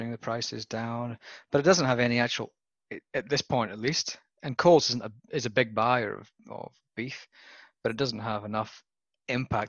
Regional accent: Scotland, United Kingdom; moved away as an adult; also born or lived in Western Australia; now in Australia; as a Scotsman

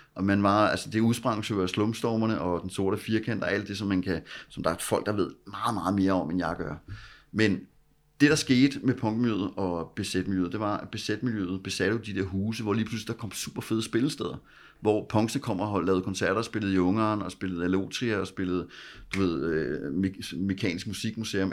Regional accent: Copenhagen, Capital Region of Denmark, Denmark; Jeg voksede op ude i Vandløs

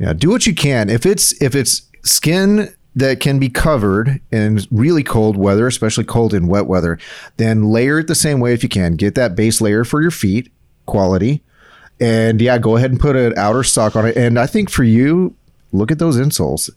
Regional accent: South Texas, United States; me growing up in South Texas

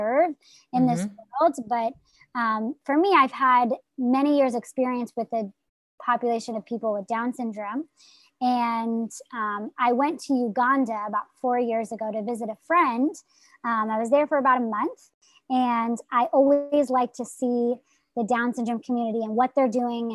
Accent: New Jersey, United States; I'm from New Jersey

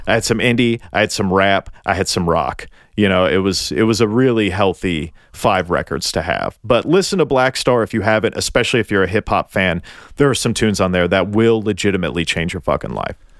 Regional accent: Tennessee, United States; I'm from Tennessee

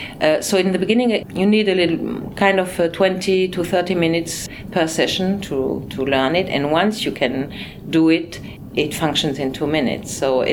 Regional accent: Brussels, Brussels-Capital Region, Belgium; born there; also born or lived in Spain / France / Luxembourg; I mean, my parents, my mother was German, my father Belgian. I was born in Brussels and I lived in Spain 15 years. I lived in France, I lived in Luxembourg.

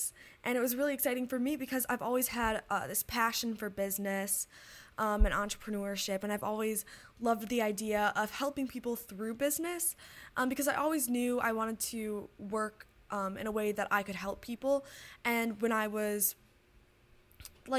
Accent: Detroit, Michigan, United States; I'm from Detroit, Michigan

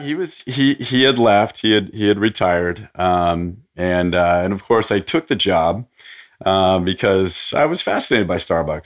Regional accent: Portland, Oregon, United States; I grew up in Portland, Oregon.

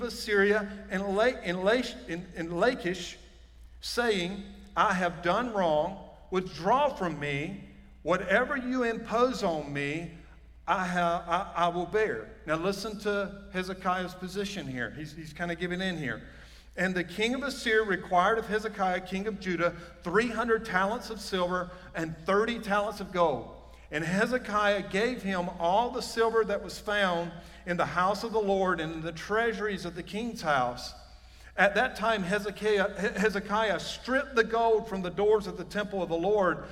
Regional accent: Johnston County, North Carolina, United States; sound like I'm from Johnston County. Even though I am.

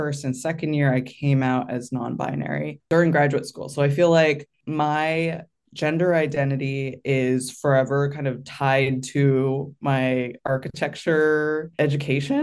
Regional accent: San Francisco Bay Area, California, United States; I grew up in the San Francisco Bay Area

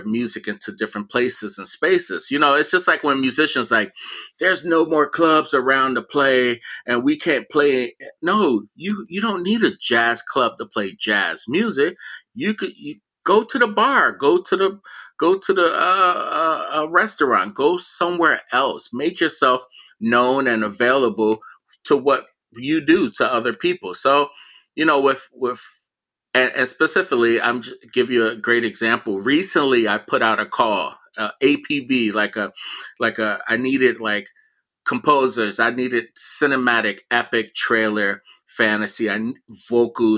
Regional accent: Miami, Florida, United States; moved away; also born or lived in Philadelphia; growing up in Miami, you know, I lived in the projects

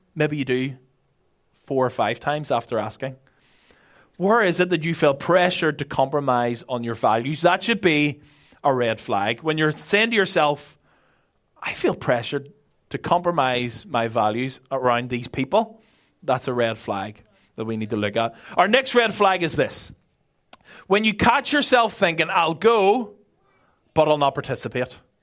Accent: Belfast, Northern Ireland, United Kingdom; moved away as an adult; now in Ireland; I'm originally from Belfast

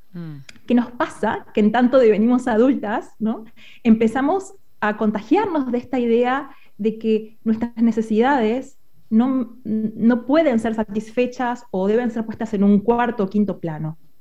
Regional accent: Argentina; moved away as an adult; now in Spain; soy argentina y me mudé hace un año a España con mi familia

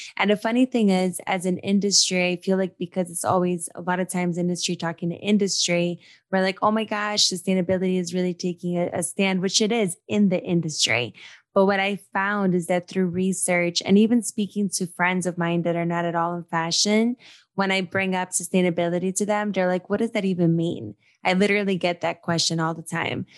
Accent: Brazil; moved away; I was brought up in Brazil

